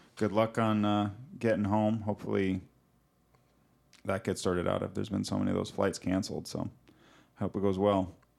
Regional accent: Montana, United States; moved away; also born or lived in Pacific Northwest; growing up in Montana and then living in the Pacific Northwest

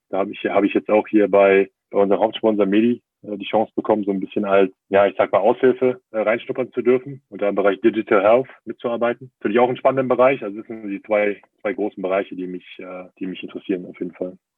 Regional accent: Berlin, Germany; moved away as an adult; also born or lived in Trier / Bremen area / Munich; now in Bayreuth, Germany; bin ja auch gebürtiger Berliner

